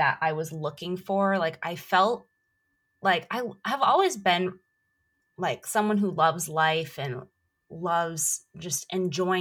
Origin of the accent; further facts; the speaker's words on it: Buffalo, New York, United States; moved away as an adult; also born or lived in Orlando, Florida / Anaheim, California; I grew up in Buffalo, New York, and I lived in Orlando for most of my adult life